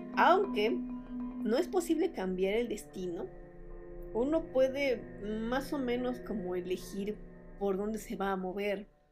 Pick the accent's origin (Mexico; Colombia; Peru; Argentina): Mexico